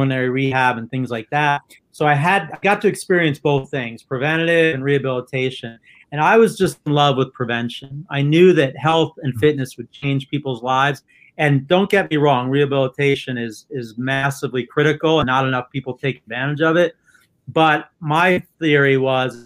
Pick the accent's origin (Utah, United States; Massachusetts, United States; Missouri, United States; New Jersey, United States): New Jersey, United States; I'm from New Jersey.